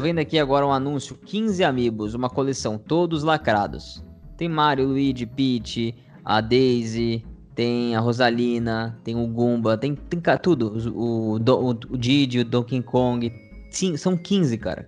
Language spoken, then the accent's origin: Portuguese; Brazil; a gente nasceu no Brasil